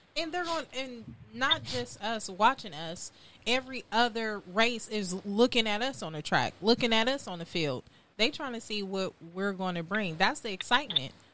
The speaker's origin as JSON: {"language": "English", "town": "Compton", "region": "California", "country": "United States", "moved": "yes", "lives_now": "Houston, United States", "said": "I'm from Compton, California, but I currently reside in Houston, Texas"}